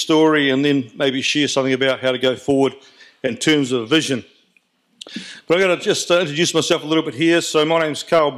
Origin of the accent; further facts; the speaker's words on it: New Zealand; I'm a patriot Kiwi